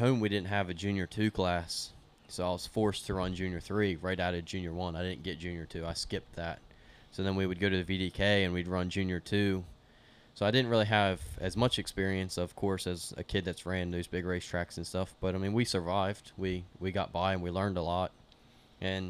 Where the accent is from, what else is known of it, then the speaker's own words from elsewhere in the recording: Greenwood, Delaware, United States; we're from Delaware.